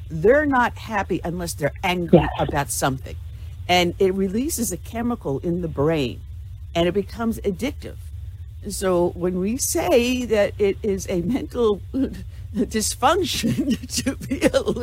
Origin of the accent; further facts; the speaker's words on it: New York, United States; oh man, I actually I'm from Long